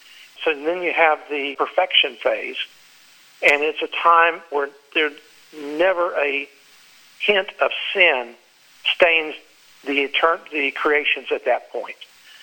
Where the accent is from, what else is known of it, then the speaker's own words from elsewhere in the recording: Texas, United States; now in Florida, United States; You know, I'm in Florida, so we have hurricanes all the time. And when I grew up in Texas, there were tornadoes.